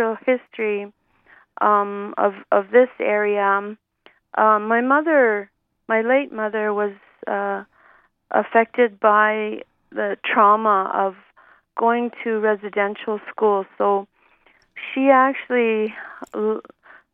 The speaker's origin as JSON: {"language": "English", "town": "Calgary", "region": "Alberta", "country": "Canada", "tie": "born or raised there", "said": "I grew up in Calgary. This is my hometown"}